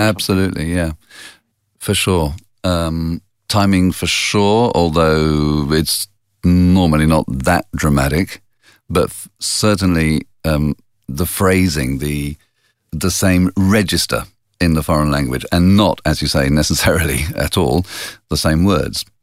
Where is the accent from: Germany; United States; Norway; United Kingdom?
United Kingdom; England; moved away as an adult; now in Italy; being English in Italy